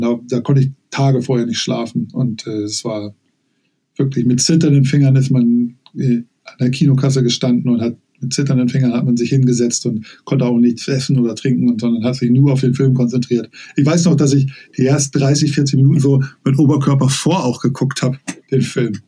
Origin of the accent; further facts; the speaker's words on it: Hamburg, Germany; also born or lived in Lower Saxony; aufgewachsen in Niedersachsen ähm, bis zu meinem neunten Lebensjahr. Ich bin 1977 nach Hamburg gezogen